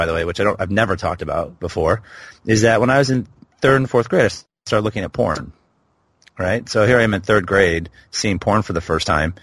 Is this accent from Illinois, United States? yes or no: no; Portland, Oregon, United States; now in Dubai, United Arab Emirates; my hometown, which is Portland, Oregon